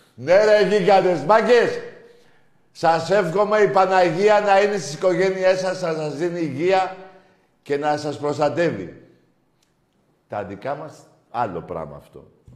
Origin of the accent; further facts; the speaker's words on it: Ionian Islands, Greece; είμαστε κεφαλονίτη